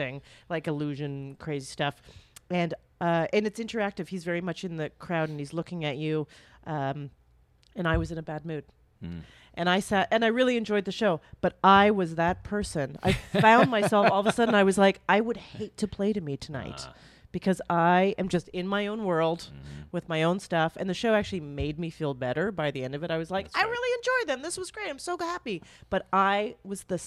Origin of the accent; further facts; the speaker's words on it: Canada; I'm Canadian